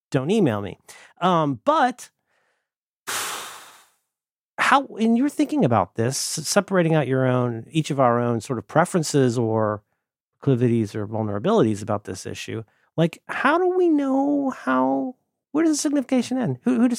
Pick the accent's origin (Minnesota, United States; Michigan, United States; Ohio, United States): Ohio, United States; also born or lived in Florida; I talk the way that I do, I think partly because I'm from Florida, but very much because I'm from Ohio. There's a lot of Ohio in the way that I talk.